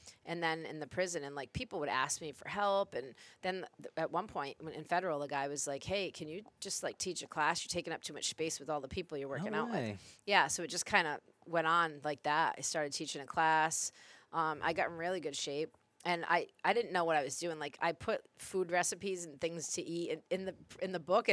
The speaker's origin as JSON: {"language": "English", "town": "Coventry", "region": "Rhode Island", "country": "United States", "tie": "born or raised there", "also_born_or_lived": "Providence, Rhode Island", "said": "I moved from Providence to Coventry when I was like 10"}